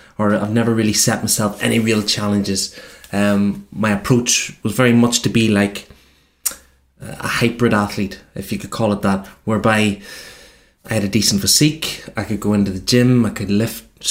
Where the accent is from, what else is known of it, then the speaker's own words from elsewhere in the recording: Cookstown, Northern Ireland, United Kingdom; my hometown, Cookstown